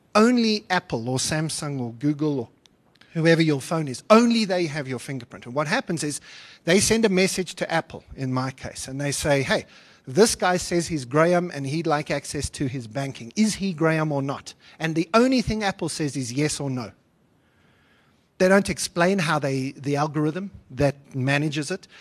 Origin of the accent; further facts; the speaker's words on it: South Africa; I am, a, as well as a South African citizen, also a European citizen